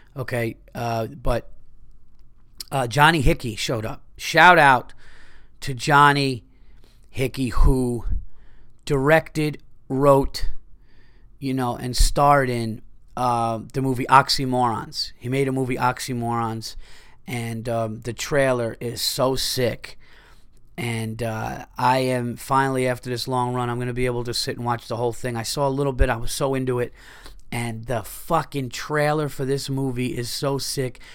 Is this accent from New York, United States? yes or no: yes; New York, United States; I'm New Yorker. I love New York